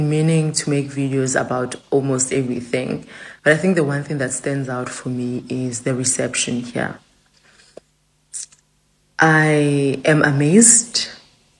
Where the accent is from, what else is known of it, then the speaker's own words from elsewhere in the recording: South Africa; as a South African